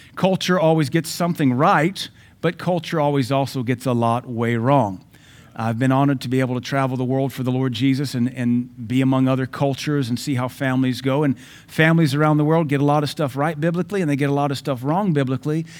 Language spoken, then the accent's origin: English; the South, United States; I'm from the South, though I've lived all over America. I'm from the South.